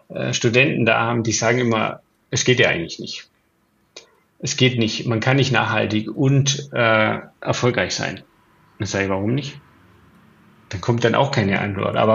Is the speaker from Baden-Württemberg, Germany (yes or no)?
no; Bavaria, Germany; Ich bin im Allgäu aufgewachsen. Das Wetter hat sich deutlich verändert. Wir haben keinen Schnee mehr.